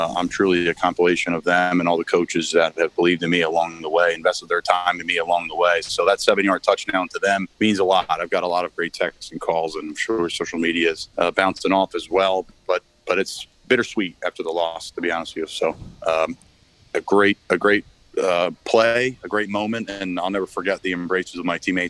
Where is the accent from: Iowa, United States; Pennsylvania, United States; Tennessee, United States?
Pennsylvania, United States; Philadelphia; I grew up in Philly